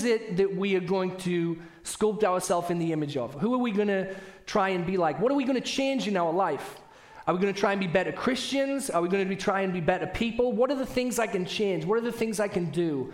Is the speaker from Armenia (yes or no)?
no; United Kingdom; accent: British; now in United States; I'm saying parties, not potties, which often happens with my British accent